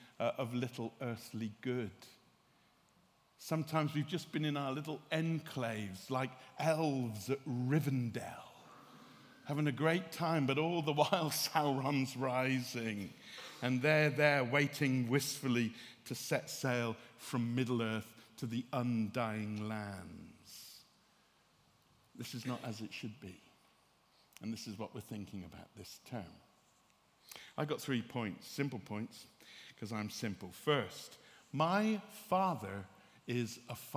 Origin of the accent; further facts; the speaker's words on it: West Country, South West England, United Kingdom; I'm from the West Country